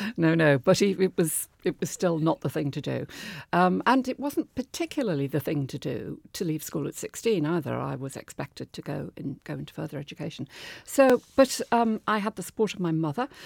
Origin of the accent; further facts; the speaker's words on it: Liverpool, North West England, United Kingdom; moved away as an adult; now in Devon, United Kingdom; Growing up in Liverpool, it was an amazing place to be in the fifties and sixties